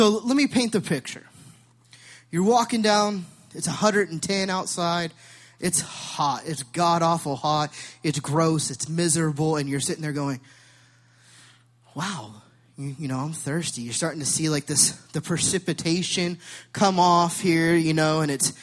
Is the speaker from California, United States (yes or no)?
yes; Sacramento, California, United States; I'm from California. I'm from Sacramento